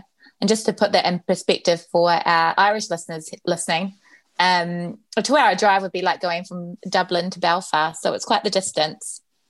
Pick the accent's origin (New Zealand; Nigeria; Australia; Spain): New Zealand; South Island; moved away; I grew up in New Zealand, but in the South Island